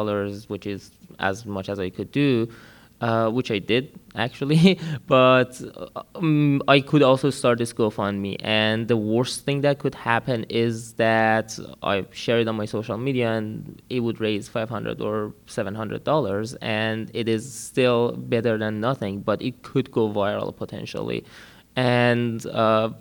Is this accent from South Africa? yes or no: no; Iran; moved away as an adult; also born or lived in Washington, D.C.; now in United States; I'm from Iran. Grew up there. I'm seeking political asylum here